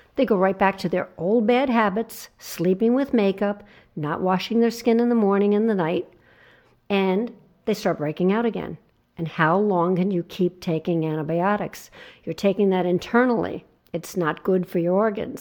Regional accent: New Jersey shore, United States; I grew up on the New Jersey shore

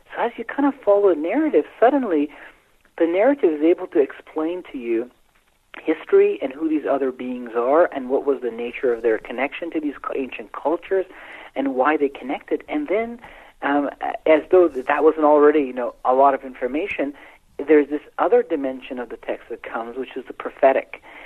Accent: Iran; I was born in Iran

